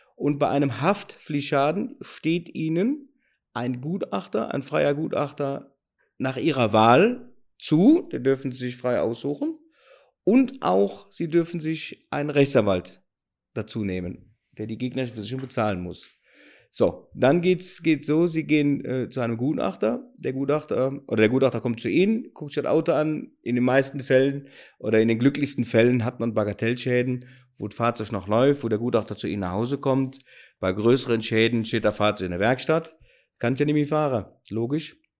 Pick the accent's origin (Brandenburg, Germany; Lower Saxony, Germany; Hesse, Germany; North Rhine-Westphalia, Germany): North Rhine-Westphalia, Germany; Cologne; accent: Cologne dialect; Wie so gut vom, vom, vom Dialekt hören, komme ich aus Köln.